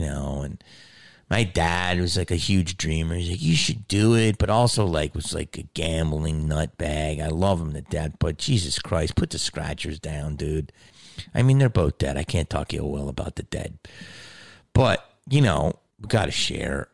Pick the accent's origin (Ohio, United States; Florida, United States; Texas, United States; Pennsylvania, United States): Pennsylvania, United States; Delco; accent: Delco; moved away; I'm from Delco